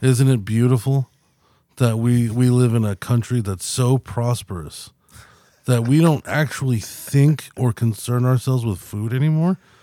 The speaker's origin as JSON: {"language": "English", "country": "United States"}